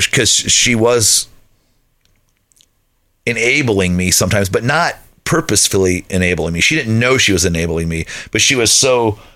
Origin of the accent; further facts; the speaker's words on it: Lakeville, United States; the house where I grew up in Lakeville